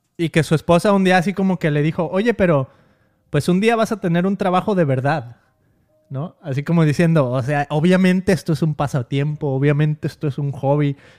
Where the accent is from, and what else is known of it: Mexico; born or raised there